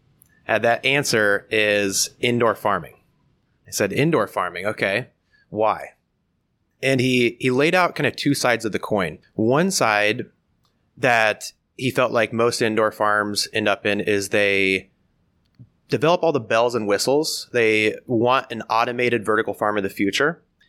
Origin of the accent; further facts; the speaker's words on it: Blakesburg, Iowa, United States; I was born and raised in Southeast Iowa, a small family farm just outside of Blakesburg. My family farm is still there today.